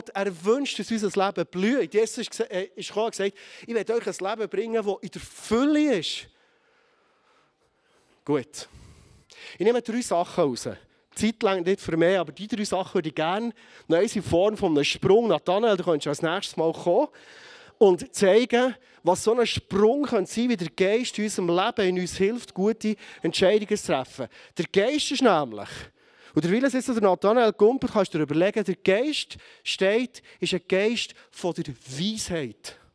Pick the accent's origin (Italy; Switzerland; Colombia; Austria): Switzerland; Bern; vielleicht als Berner Oberländer mit einem harten Kopf